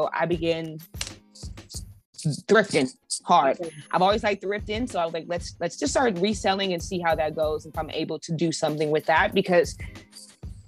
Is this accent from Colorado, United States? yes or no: yes; Colorado, United States; moved away as an adult; also born or lived in Los Angeles; I'm originally from Colorado.